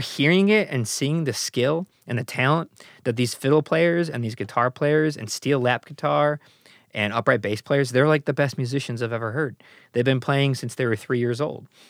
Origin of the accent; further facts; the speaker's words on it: Chicago, Illinois, United States; being an American, born and raised in Chicago